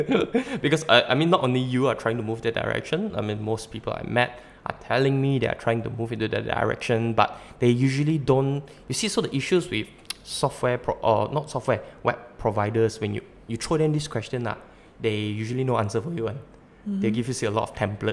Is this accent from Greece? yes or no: no; Sabah, Malaysia; also born or lived in Malacca / Labuan; I come from Malacca and I'm Sabahan, and earlier on I spent 10 years in Labuan.